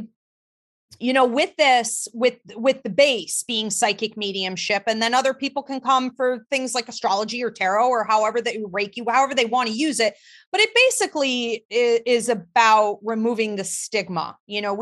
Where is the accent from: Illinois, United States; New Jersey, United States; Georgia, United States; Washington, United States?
Georgia, United States; now in Alabama, United States; I was born in Georgia.